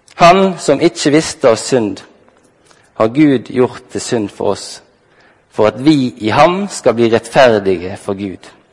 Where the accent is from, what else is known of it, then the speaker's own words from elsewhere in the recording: Halsnøy, Vestland, Norway; Jeg ble tidlig tatt med på bedehuset Soar hjemme på Halsnøy